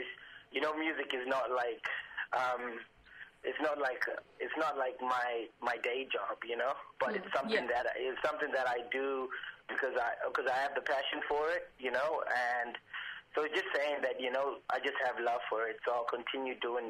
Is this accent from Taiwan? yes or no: no; Zimbabwe; also born or lived in Fremantle, Western Australia; now in Perth, Australia; I'm originally from Zimbabwe, and I moved to Fremantle in Western Australia